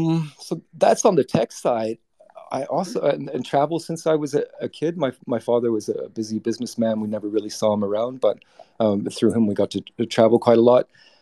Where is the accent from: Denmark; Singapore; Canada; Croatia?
Singapore; also born or lived in Britain; I'm a tri-national. I'm a Canadian New Zealander born in Britain. I grew up in Singapore